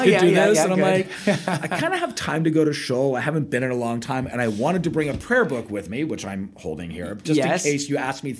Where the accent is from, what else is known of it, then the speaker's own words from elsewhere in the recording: Connecticut, United States; moved away as an adult; also born or lived in Boston / Wisconsin / Finland; now in Mexico City, Mexico; And I grew up in Connecticut.